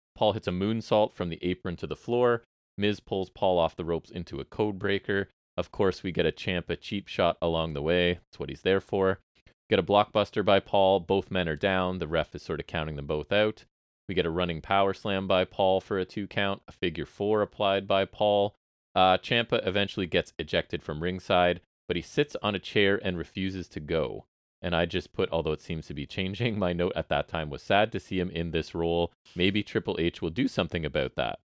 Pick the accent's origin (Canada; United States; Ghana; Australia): Canada; as Canadian people